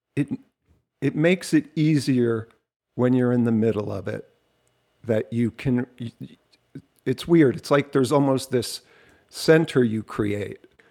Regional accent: Jersey Shore, New Jersey, United States; I'm from the Jersey Shore

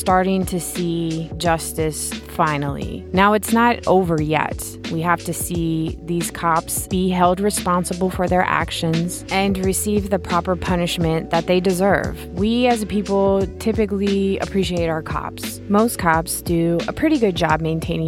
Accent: United States; I'm an American.

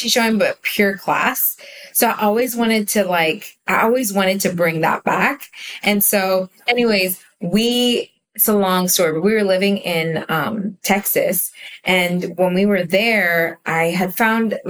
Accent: Israel; I was born in Israel, grew up in Israel, but my English is really good because my parents spoke English at home.

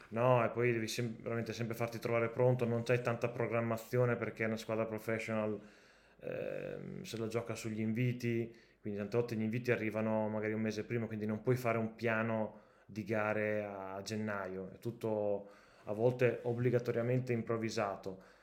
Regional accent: Cotignola, Emilia-Romagna, Italy; io sono di Cotignola, quindi veramente è un quarto d'ora da casa mia

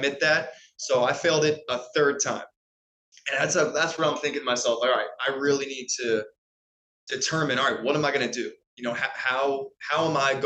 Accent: Anne Arundel County, Maryland, United States; I born and raised in Maryland, Anne Arundel County

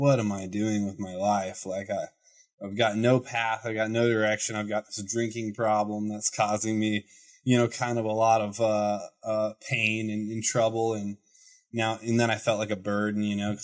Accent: Terre Haute, Indiana, United States; moved away as an adult; also born or lived in Bloomington, Indiana / Colorado; now in Idaho, United States; I grew up in the armpit of Indiana, Terre Haute.

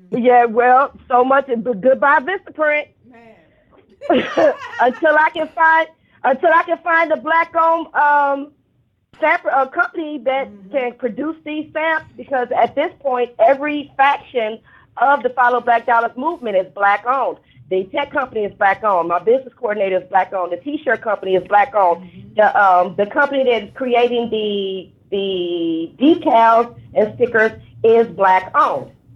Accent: Cleveland, Ohio, United States; I'm um, born and raised in Cleveland

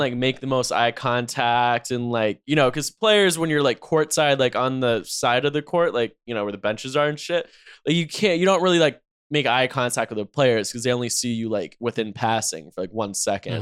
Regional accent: North Carolina, United States; I'm from North Carolina

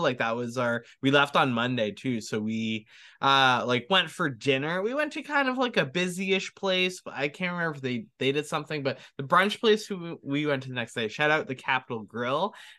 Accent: Canada; We had a couple people being like, we'll do your flowers, we'll do your makeup, and we're like, we're Canadian, but thank you guys.

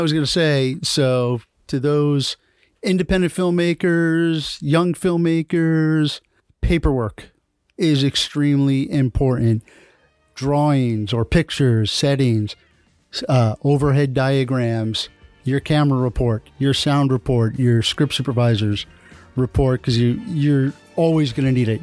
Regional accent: New York, United States; also born or lived in Washington, D.C. / New England; now in Miami, United States; I grew up in New York

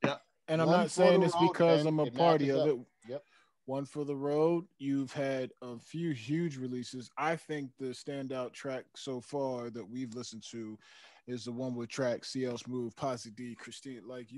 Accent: Philadelphia, Pennsylvania, United States; I'm from Philly.

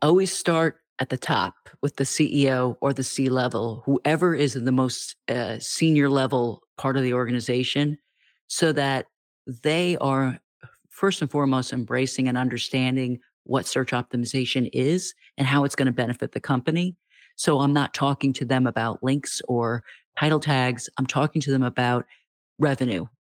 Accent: United States; as an American

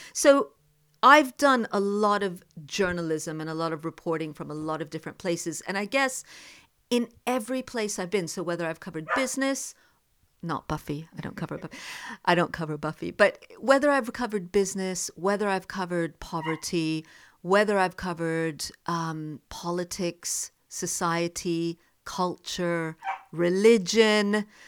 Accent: the Deep South of America, United States; moved away as an adult; also born or lived in Jammu, India / India; now in United Kingdom; I also grew up in the deep south of America

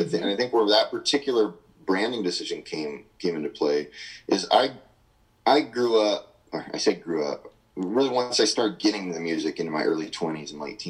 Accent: Midwest, United States; And since I'm from, of course, down in Oklahoma and Texas where that movement was born, they have red dirt down there. I'm from the Midwest.

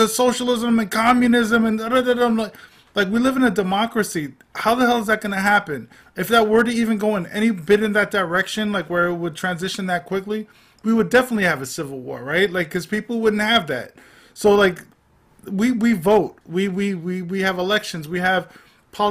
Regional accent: New York, United States; I grew up in Manhattan

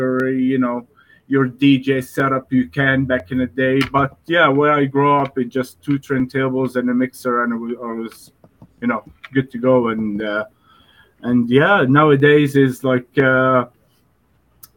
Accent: Dubai, United Arab Emirates; I grew up in Dubai

